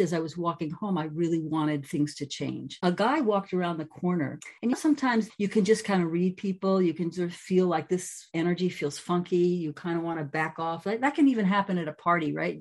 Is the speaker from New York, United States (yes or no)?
yes; New York City, New York, United States; moved away as an adult; now in California, United States; I grew up in New York City, which is very nitty gritty